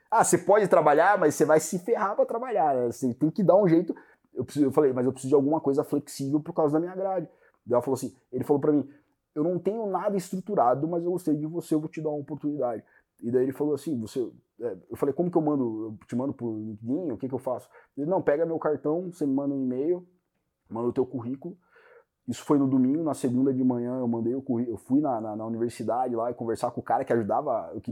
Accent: Brazil; born there; Você já morou no Brasil? Moro, no, nasci no Brasil.

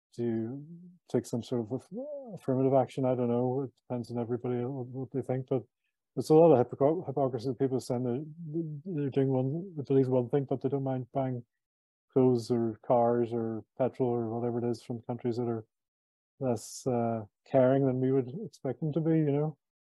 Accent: Belfast, Northern Ireland, United Kingdom; I brought up, born and bred in Belfast, Northern Ireland. I was brought up here in the 60s and 70s.

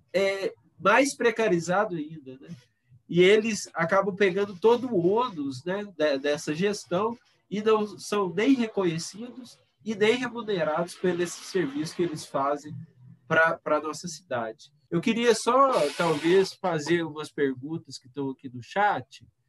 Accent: Itaúna, Minas Gerais, Brazil; now in Belo Horizonte, Brazil; Eu, eu sou natural de Itaúna, né? Que é pertinho aqui mas desde 2004 eu estou em Belo Horizonte

